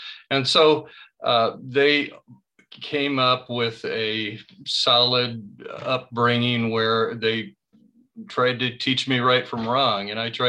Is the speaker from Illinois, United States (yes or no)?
yes; Winchester, Illinois, United States; moved away as an adult; now in Chicago, United States; I grew up in a small town, had a great small town life.